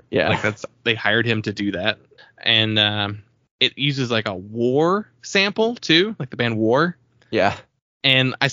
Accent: California, United States; I mean that probably just comes from growing up in SoCal and just being in Southern California your entire life.

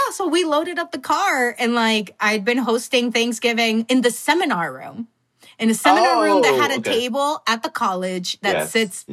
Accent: Milwaukee, Wisconsin, United States; moved away as an adult; also born or lived in Mexico / California; growing up in Milwaukee, we would get together like on a Saturday to go grill

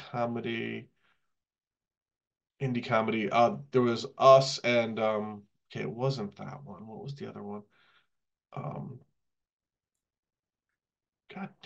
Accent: Connecticut, United States; we're from Connecticut

